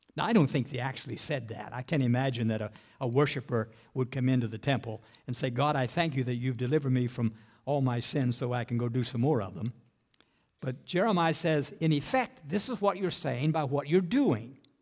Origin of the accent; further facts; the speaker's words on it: Appalachian Mountains of West Virginia, United States; When I grew up in the Appalachian Mountains of West Virginia